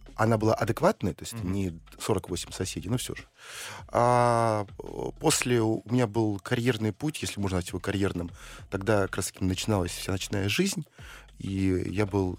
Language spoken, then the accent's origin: Russian; Saint Petersburg, Russia; родился в Ленинграде, э, учился в самом центре и жил в самом центре